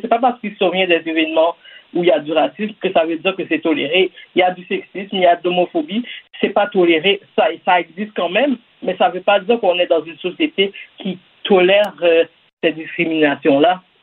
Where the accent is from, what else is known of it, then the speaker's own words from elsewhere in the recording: Quebec, Canada; je suis née ici, par exemple, je suis née au Québec.